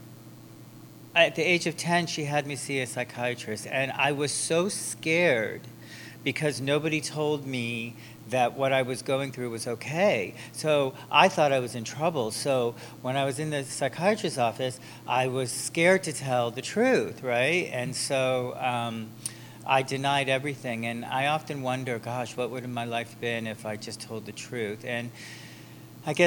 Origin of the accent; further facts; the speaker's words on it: Enfield, Connecticut, United States; I was born in on the East Coast in a small town called Enfield, Connecticut